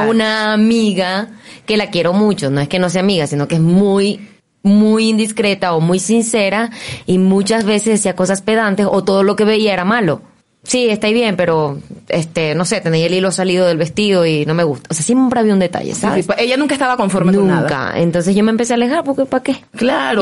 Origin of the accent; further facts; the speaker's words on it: Maracaibo, Zulia, Venezuela; moved away as an adult; now in Mexico; yo comencé a los 17 años en Venezuela. También soy venezolana